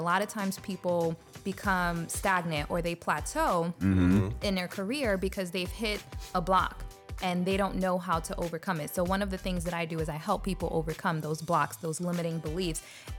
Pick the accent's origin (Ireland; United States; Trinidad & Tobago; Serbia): United States; New York City, New York; born there; now in St. Petersburg, United States; So I was born in the Bronx, New York.